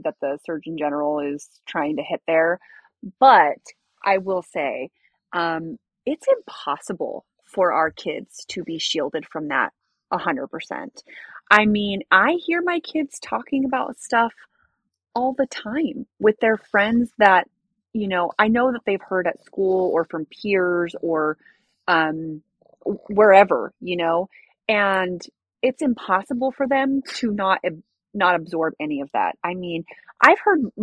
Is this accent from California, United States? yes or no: yes; California, United States; I'm from California